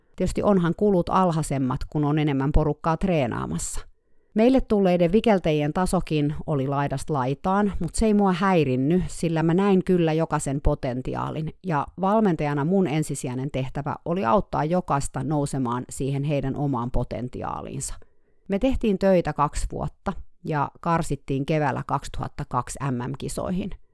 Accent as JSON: {"language": "Finnish", "country": "Finland", "moved": "as an adult", "lives_now": "California, United States", "said": "mä tulin Suomesta"}